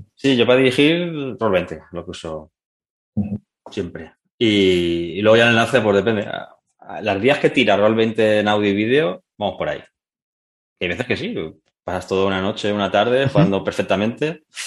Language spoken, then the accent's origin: Spanish; Alboraya, Valencian Community, Spain; de mi pueblo, soy de Alboraya, un pueblo cerca de, de, Valencia